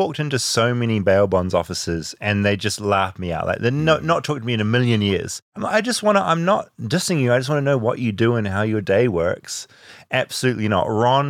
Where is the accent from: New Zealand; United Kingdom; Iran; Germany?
New Zealand; now in United States; I'm from New Zealand.